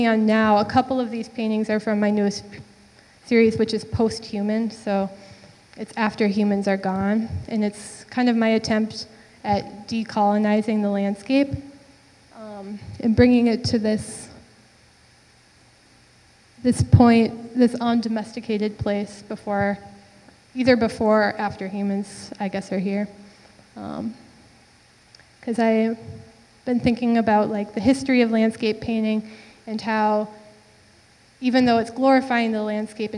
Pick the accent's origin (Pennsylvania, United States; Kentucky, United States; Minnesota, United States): Minnesota, United States; St. Joseph; moved away as an adult; now in Minneapolis, United States; I'm from St. Joseph, Minnesota, and I live in Minneapolis now, but I grew up there